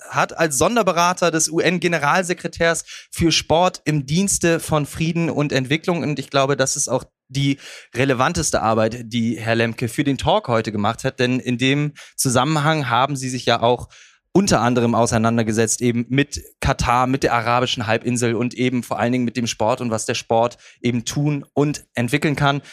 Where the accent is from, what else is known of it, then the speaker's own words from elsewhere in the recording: Bremen, Germany; als Bremer